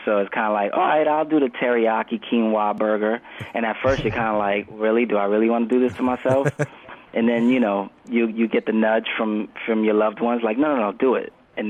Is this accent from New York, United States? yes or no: yes; New York City, New York, United States; moved away as an adult; now in Los Angeles, United States; I reside in L.A. But I'm born and raised in New York.